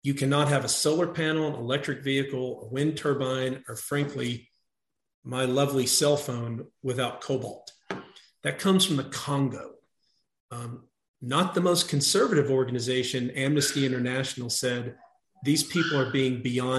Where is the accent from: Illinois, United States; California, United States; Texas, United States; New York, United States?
Texas, United States; my home state of Texas